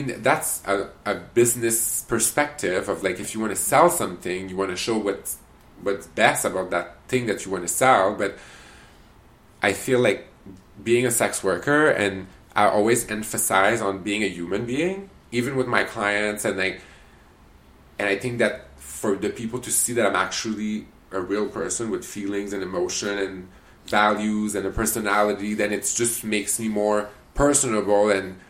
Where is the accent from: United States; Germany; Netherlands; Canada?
Canada; But I didn't tell him that I was a Canadian.